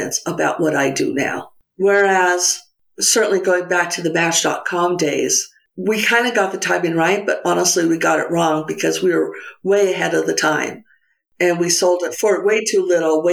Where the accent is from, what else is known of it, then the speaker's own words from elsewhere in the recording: Santa Fe, New Mexico, United States; moved away as an adult; also born or lived in San Francisco / Alameda; Bought a house in Santa Fe, which is my hometown and where I'm coming to you today